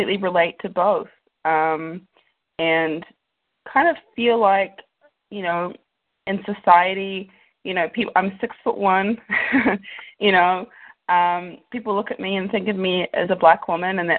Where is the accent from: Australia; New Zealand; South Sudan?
New Zealand; moved away as an adult; also born or lived in Los Angeles, United States; now in United States; I was born in LA, I'm an American, but I was raised in New Zealand